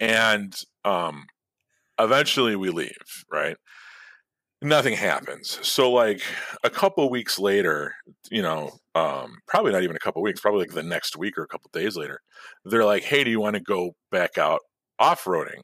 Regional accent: Chicago, Illinois, United States; I grew up in the city. I grew up in Chicago

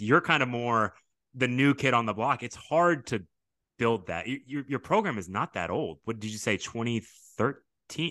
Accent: Sugar Land, Texas, United States; also born or lived in Houston Heights, Texas; now in Katy, United States; I grew up in Fort Bend County in Sugarland

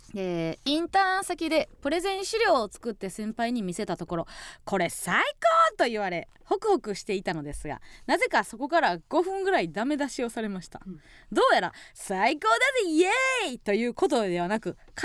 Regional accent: Kansai, Osaka, Japan; 地元大阪関西

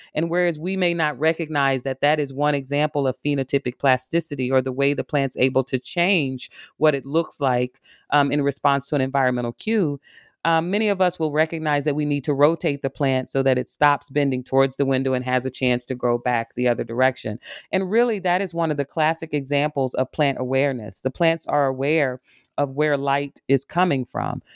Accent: Arkansas, United States; now in Michigan, United States; I'm a, a woman from the South. I grew up in Arkansas

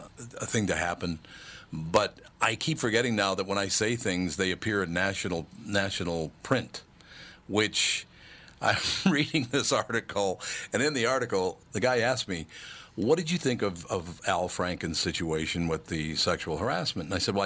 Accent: Minneapolis, Minnesota, United States; I grew up in North Minneapolis, as I told you, on Plymouth Avenue and then West Broadway later on in life. To have become successful in my hometown

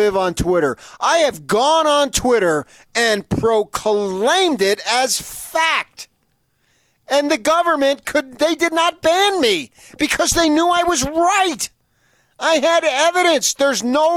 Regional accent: Phoenix, Arizona, United States; now in Utah, United States; my hometown, Phoenix, Arizona.

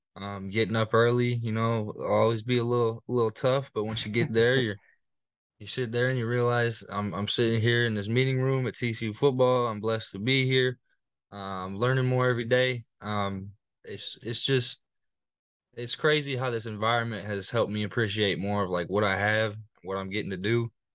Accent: Littleton, Colorado, United States; moved away as an adult; now in Fort Worth, United States; I'm from Littleton, Colorado. Um, I moved there my, mm, second, third grade, uh, year.

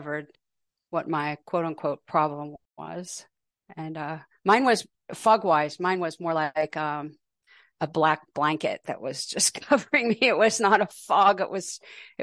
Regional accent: Pittsburgh, Pennsylvania, United States; now in Portland, United States; I live in Portland, Oregon. I grew up in Pittsburgh

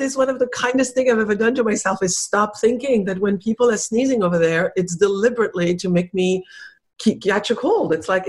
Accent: France; English is a second language; also born or lived in Spain; I was raised in Spain. And so I speak really good Spanish and I was raised in France, obviously. And so my French is really good. And so my French is really good, better than my English.

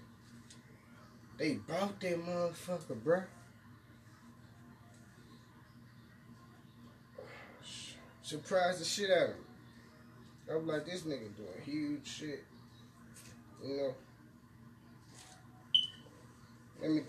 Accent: Memphis, Tennessee, United States; I'm from North Memphis

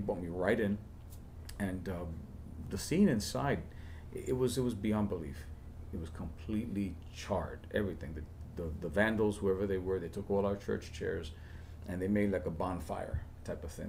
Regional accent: New York City, New York, United States; I was born and raised in El Barrio. The first 18 years of my life

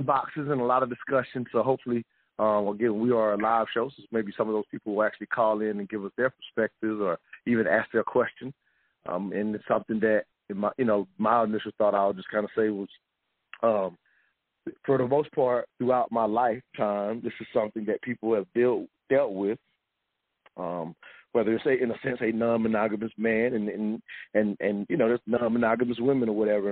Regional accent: United States; myself and DeAsia being pretty much born and raised in American culture

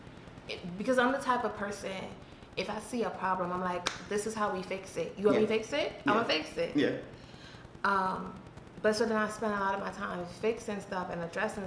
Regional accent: Trinidad & Tobago; moved away; I grew up in Trinidad

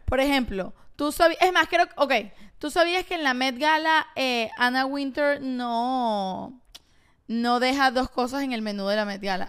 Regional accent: Venezuela; moved away; somos venezolanos

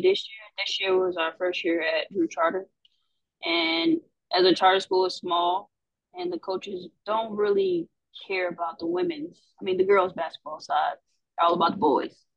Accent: Atlanta, Georgia, United States; I'm from Atlanta, Georgia

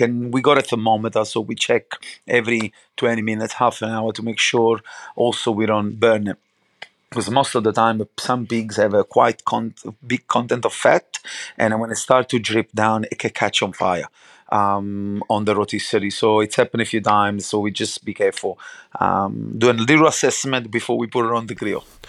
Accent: Naples, Campania, Italy; English is a second language; moved away; I grew up obviously in um, Napoli, obviously outside the Naples

